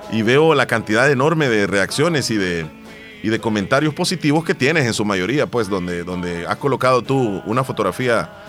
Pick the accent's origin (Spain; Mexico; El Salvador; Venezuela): El Salvador; Terrero, La Unión; yo soy de Terrero.